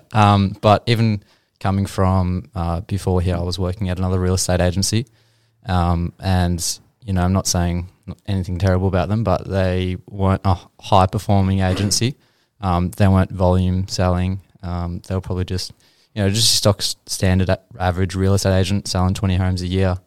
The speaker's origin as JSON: {"language": "English", "town": "Geelong", "region": "Victoria", "country": "Australia", "tie": "born or raised there", "said": "I grew up in Geelong. Uh, I've probably moved house about 15 or so times."}